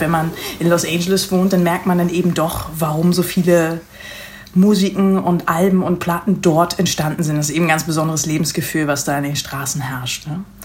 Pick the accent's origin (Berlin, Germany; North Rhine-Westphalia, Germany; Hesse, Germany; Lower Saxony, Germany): Lower Saxony, Germany; Lüneburg Heath; moved away as an adult; also born or lived in Hanover / Netherlands / United States; now in Hamburg, Germany; ich bin in der Lüneburger Heide groß geworden